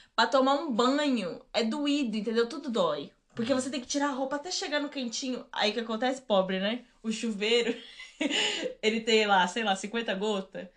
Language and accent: Portuguese; Rio Grande do Sul, Brazil; now in England, United Kingdom; eu sou do Rio Grande do Sul